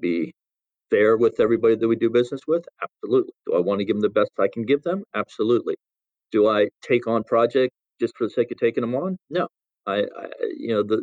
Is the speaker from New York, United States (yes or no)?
no; Salisbury, Maryland, United States; growing up in Salisbury, Maryland, a small community